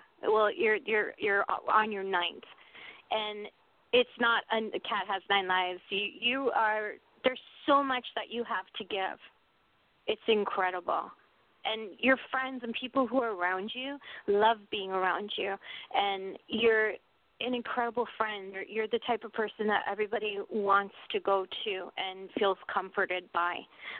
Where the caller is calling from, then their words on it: New Mexico, United States; Hi, everybody. … I'm calling from New Mexico.